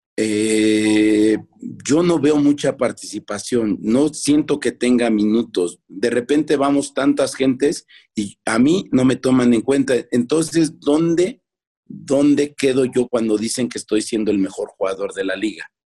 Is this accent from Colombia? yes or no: no; Mexico City, Mexico; now in León, Mexico; soy de Culhuacán, Iztapalapa